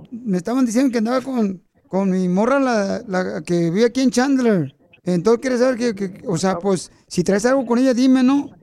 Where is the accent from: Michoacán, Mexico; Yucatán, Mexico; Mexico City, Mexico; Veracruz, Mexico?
Michoacán, Mexico; born there; De aquí del teléfono. Nomás, pero nací en Michoacán